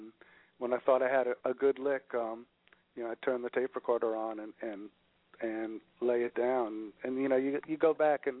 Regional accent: New York, United States; we're from New York

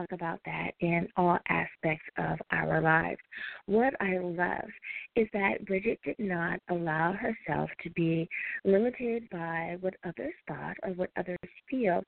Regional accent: United States; my home country, the U.S. of A.

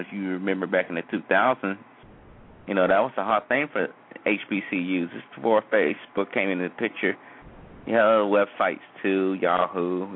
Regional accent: United States; as far as American citizens

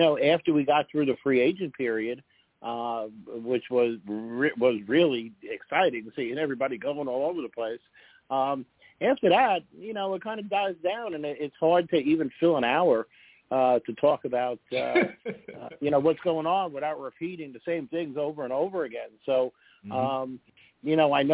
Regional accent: New York City, New York, United States; I grew up in Brooklyn

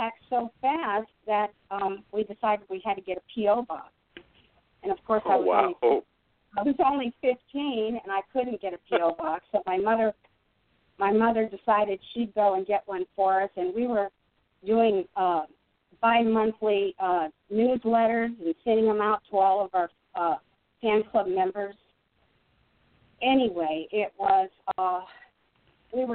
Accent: Park Forest, Illinois, United States; where I grew up in Park Forest

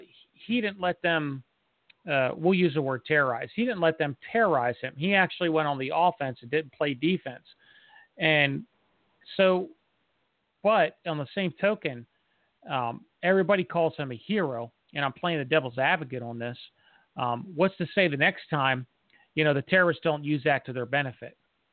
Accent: London, United Kingdom; So as a Londoner, and Nas said something about this, I know that most of the Londoners don't like to see a bunch of guns floating around or like a military / police presence.

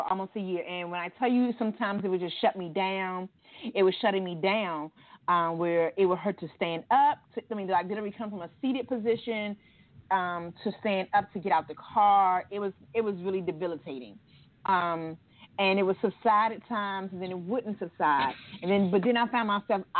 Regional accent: Maryland, United States; moved away as an adult; now in Georgia, United States; I'm not knocking my hometown

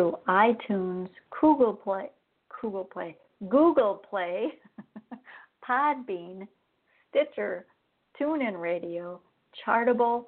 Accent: Wisconsin, United States; moved away as an adult; now in Arizona, United States; I grew up in Wisconsin. I'd been there for over 50 years

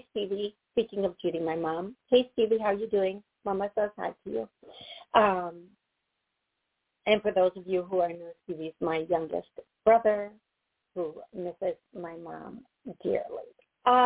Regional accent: Wisconsin, United States; moved away; back to where I was born, the city I was born in Wisconsin.

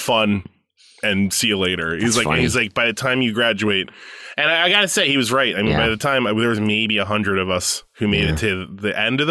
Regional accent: New Jersey, United States; also born or lived in Suffern, Rockland County, New York; I moved when I was like 7 or 8 to New Jersey

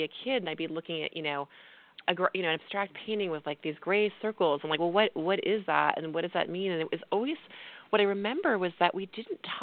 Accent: New York City, New York, United States; moved away as an adult; also born or lived in California; now in Tucson, United States; I grew up in Tucson and then moved to grew up in New York City, moved to California, and then a few years ago, my husband and I moved to Tucson, Arizona

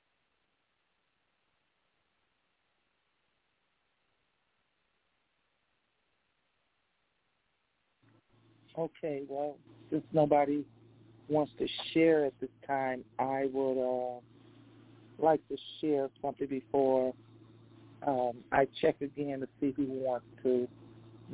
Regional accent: Chicago, Illinois, United States; also born or lived in Englewood, Chicago; we was born in Eaglewood, but we was raised up on the west side, so I guess we had the best in both of best of each world in the city of Chicago

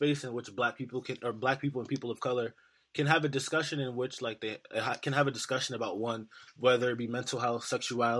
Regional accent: New York City, New York, United States; I'm not from Baltimore, I'm from New York City

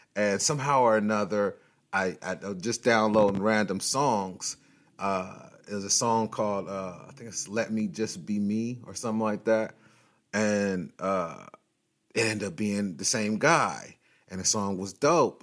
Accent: Long Beach, California, United States; I'm from Long Beach, but I'm from, you know, California, and I've lived here all my life

